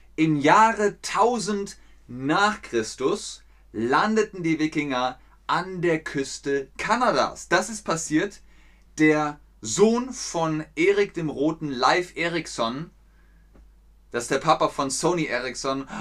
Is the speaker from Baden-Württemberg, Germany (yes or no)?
no; Cologne, North Rhine-Westphalia, Germany; ich bin in Köln geboren, also bin ich Ubier